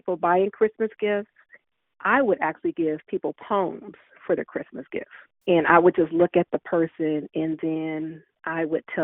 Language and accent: English; Columbus, Ohio, United States; I grew up in the Linden area here in Columbus, Ohio